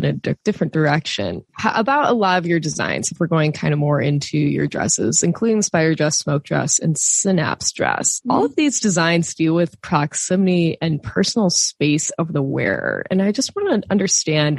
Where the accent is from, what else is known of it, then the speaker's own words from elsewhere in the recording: United States; I grew up in the United States